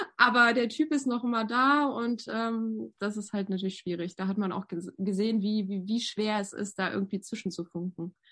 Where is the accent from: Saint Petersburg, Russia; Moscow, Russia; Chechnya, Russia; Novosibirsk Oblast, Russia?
Novosibirsk Oblast, Russia; Novosibirsk; moved away; Ich bin ja in Sibirien geboren, im Novosibirsk.